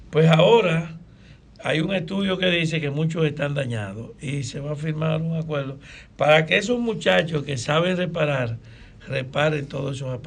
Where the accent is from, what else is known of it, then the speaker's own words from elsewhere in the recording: Salcedo, Hermanas Mirabal, Dominican Republic; tú sabes que yo somos de Salcedo.